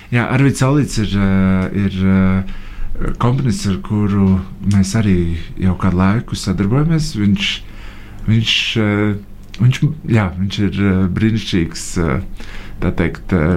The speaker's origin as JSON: {"language": "Latvian", "country": "Latvia", "said": "pēc mūsu vārdu uzvārdu galotnes, ka mēs esam no Latvijas"}